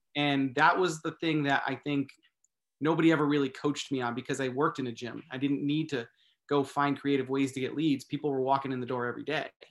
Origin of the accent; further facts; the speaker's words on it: Massachusetts, United States; now in California, United States; I grew up in Massachusetts, actually. I live in California now